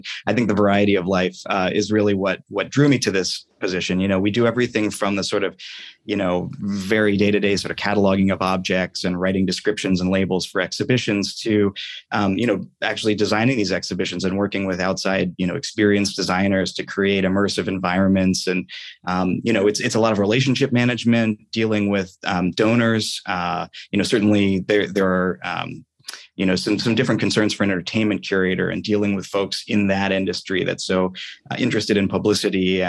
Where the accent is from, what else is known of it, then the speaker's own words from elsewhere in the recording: Columbus, Ohio, United States; moved away as an adult; also born or lived in Williamsburg, Virginia; I grew up in Columbus, Ohio